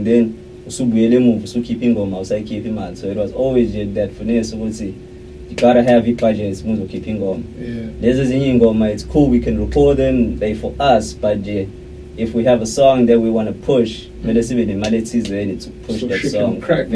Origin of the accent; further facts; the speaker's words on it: Montclair, New Jersey, United States; I'm from Montclair